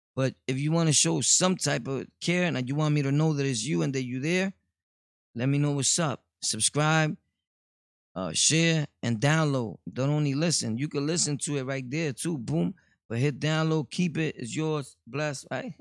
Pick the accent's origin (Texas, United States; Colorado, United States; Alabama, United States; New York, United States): New York, United States; New York City; I was born and raised in Brooklyn